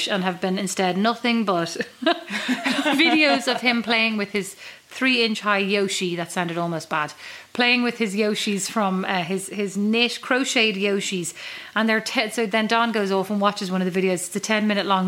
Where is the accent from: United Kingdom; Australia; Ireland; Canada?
Ireland; Kildare, Leinster; now in Fort Wayne, United States; I'd say from Kildare.